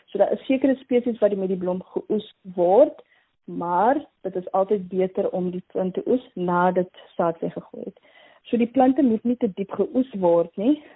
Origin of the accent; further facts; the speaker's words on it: Mitchells Plain, Western Cape, South Africa; So, ek kom uit Mitchells Plain en ek het daar by Kaapse vlakte groot geword. Ek is die eerste een in my familie om hierdie maalpyl te kan bereik